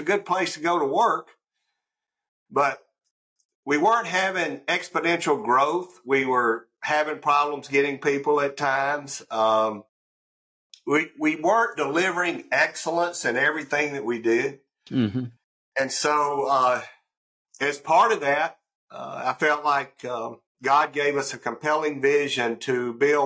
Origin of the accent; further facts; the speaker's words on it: North Mississippi, United States; also born or lived in Houston, Texas; I grew up in North Mississippi